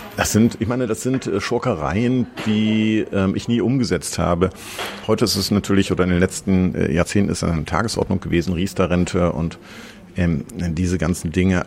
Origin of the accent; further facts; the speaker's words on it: Osnabrück, Lower Saxony, Germany; also born or lived in Vienna; now in Berlin, Germany; Ich komme aus ähm, einer kleinen Stadt in Westdeutschland, Osnabrück.